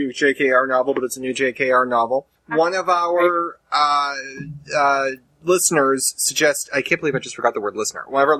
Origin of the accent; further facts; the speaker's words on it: Boston, Massachusetts, United States; we're from Boston